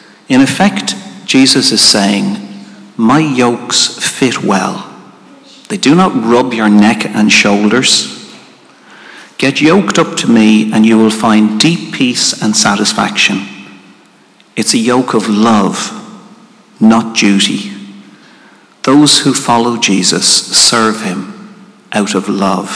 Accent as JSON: {"language": "English", "country": "Ireland", "said": "as Irish people"}